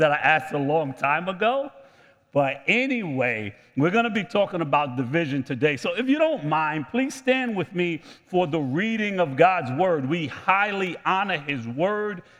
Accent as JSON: {"language": "English", "country": "United States", "said": "I am American"}